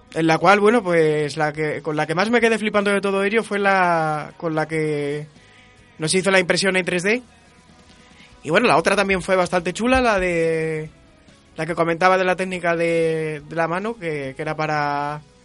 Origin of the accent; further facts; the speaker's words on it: Plasencia, Extremadura, Spain; now in Salamanca, Spain; vivo en Salamanca, pero actualmente soy de Plasencia